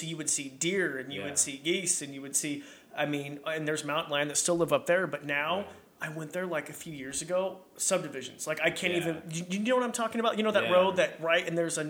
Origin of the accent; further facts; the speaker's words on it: Robie Creek, Idaho, United States; I grew up in Roby Creek. And so we lived in a cabin